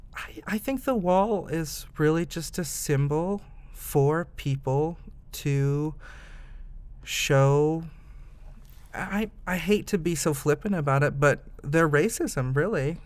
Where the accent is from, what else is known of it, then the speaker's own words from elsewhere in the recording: Fort Wayne, Indiana, United States; also born or lived in Massachusetts; now in Indianapolis, United States; I am originally from Indiana, a Hoosier, born and bred. Um, I grew up in Fort Wayne